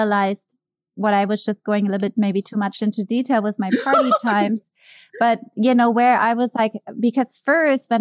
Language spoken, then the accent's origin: English; Germany; English is a second language; moved away as an adult; also born or lived in New York; now in United States; growing up in Germany